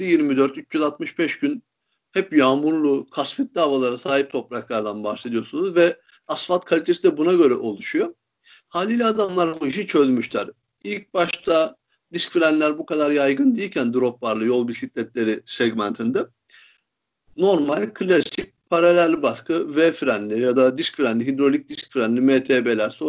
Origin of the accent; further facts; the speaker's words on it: Turkey; Hiçbirimiz İtalyan değiliz. Yüzde yüz Türk'üz.